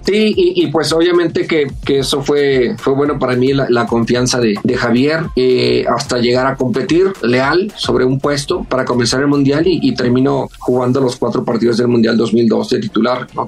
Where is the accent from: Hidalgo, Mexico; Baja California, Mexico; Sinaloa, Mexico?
Sinaloa, Mexico; Culiacán; moved away as an adult; also born or lived in Guadalajara; me fui, bueno, de, de Culiacán, de mi pueblo, salí como a los 19 años